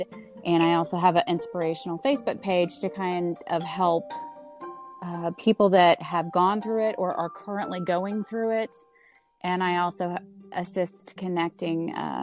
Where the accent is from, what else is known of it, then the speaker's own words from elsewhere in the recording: Indiana, United States; I'm from Indiana